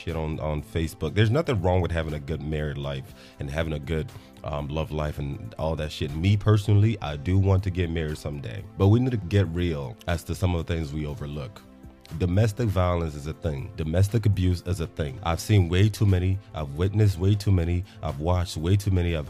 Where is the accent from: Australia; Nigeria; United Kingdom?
Nigeria; now in Texas, United States; as a Nigerian